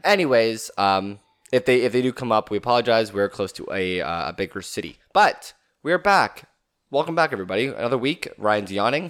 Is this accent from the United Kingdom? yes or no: no; Canada; being Canadian